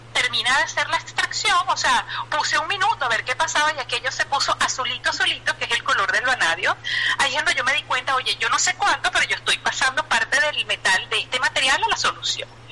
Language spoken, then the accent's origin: Spanish; Venezuela; moved away as an adult; como buena madre ciudadana venezolana